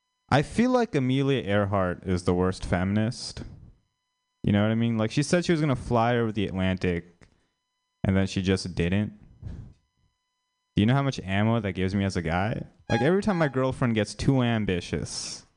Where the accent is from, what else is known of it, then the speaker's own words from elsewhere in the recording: India; Maybe it's just me, but as an Indian person, Kumar from like the Harold and Kumar movies means a lot more to me than Kamala Harris.